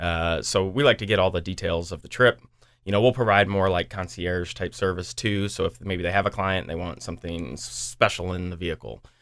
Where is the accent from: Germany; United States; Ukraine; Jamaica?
United States; now in Des Moines, United States; I'm from the Quad Cities